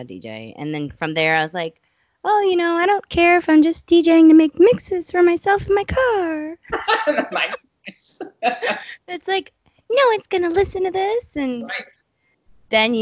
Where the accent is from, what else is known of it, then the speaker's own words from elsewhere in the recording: Detroit, Michigan, United States; I was born in Detroit, and I've lived in Detroit pretty much most all my life